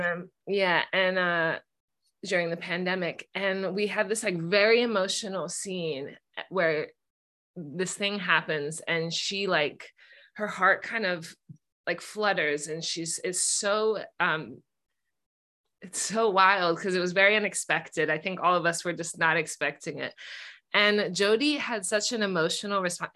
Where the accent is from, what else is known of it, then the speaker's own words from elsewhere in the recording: Bay Area, California, United States; growing up in the Bay Area